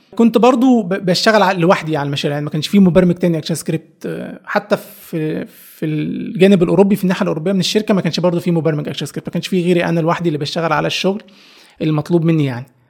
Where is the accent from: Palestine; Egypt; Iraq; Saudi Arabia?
Egypt; Upper Egypt; moved away as an adult; أنا شاب صعيدي جاي من الصعيد